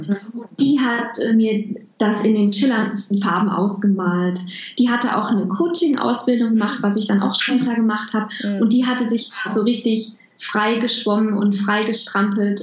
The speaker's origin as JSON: {"language": "German", "area": "Home region of the Krombacher brewery", "region": "North Rhine-Westphalia", "country": "Germany", "tie": "born or raised there", "moved": "yes", "said": "bei der Krombacher Brauerei in meiner Heimat"}